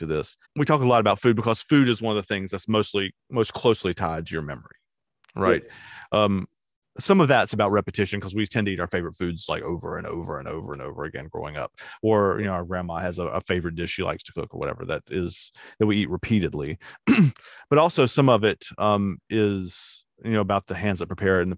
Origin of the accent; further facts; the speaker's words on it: Charlotte, North Carolina, United States; I grew up in Plaza Midwood, which is super expensive now